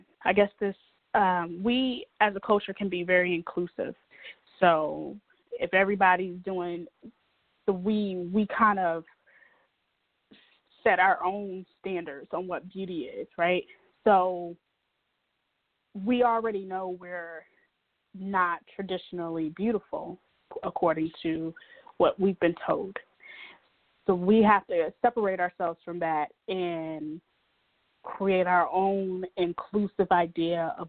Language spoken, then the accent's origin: English; the South, United States; I'm from the South, so being heavier was never seen as such this really bad thing.